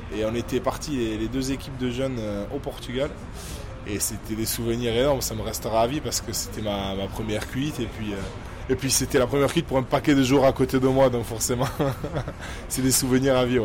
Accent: Saint-Pée-sur-Nivelle, Nouvelle-Aquitaine, France; moved away as an adult; also born or lived in Bayonne; now in Toulon, France; c'est ma terre natale, je suis né là-bas, j'ai grandi là-bas, j'ai tout fait là-bas, j'ai tout fait au Pays Basque

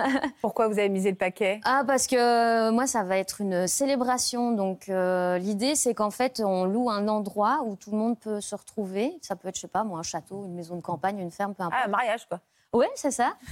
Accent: Brussels, Brussels-Capital Region, Belgium; Je suis bruxelloise.

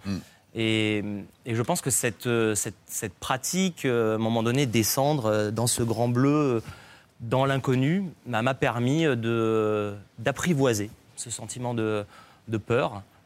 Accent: Nice, Provence-Alpes-Côte d'Azur, France; j'ai grandi à Nice

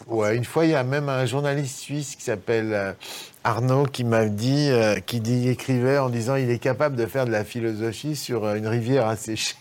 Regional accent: Lyon, Auvergne-Rhône-Alpes, France; moved away as an adult; also born or lived in Chamonix / Paris; now in Chambéry, France; je suis lyonnais

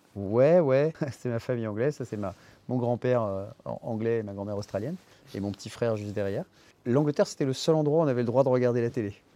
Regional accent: Paris, Île-de-France, France; also born or lived in Les Lilas; je suis né au Lila

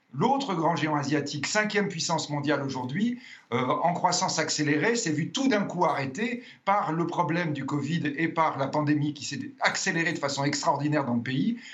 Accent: France; nous sommes français

